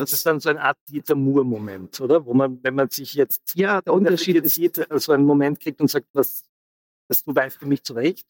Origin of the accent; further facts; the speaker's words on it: Austria; als Österreicher